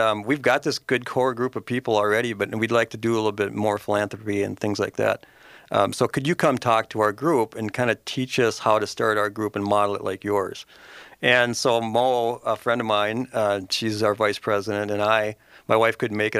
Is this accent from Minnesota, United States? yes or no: yes; Mounds View, Minnesota, United States; now in Forest Lake, United States; I grew up in Moundsview